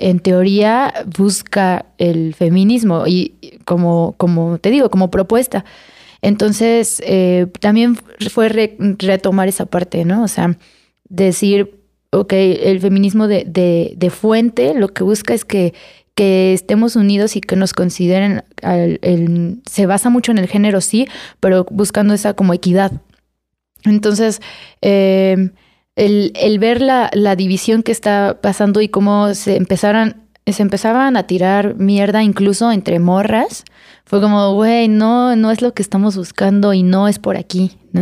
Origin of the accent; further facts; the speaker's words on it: Irapuato, Guanajuato, Mexico; Irapuato, Guanajuato